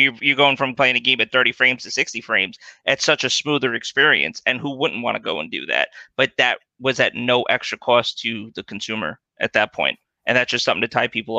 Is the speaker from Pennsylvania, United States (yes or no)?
no; New York, United States; I'm from New York